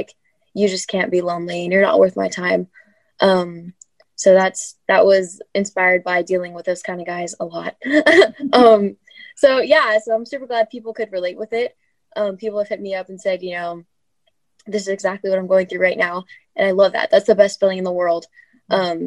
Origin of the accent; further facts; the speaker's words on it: Southern California, United States; I'm from Southern California